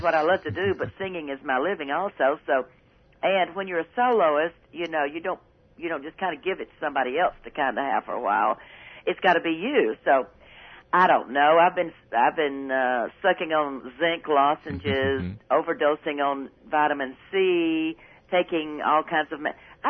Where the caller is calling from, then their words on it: Nashville, Tennessee, United States; I'm sitting in my little kitchen.